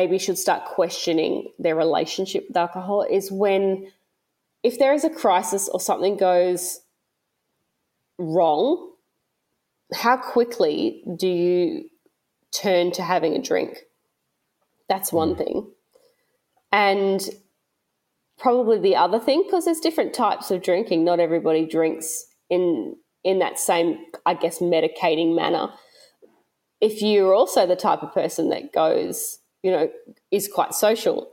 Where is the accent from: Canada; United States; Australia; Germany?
Australia; also born or lived in Melbourne / Gold Coast